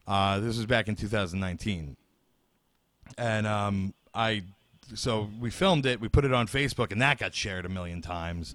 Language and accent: English; Bay Shore, New York, United States; in my hometown, Bayshore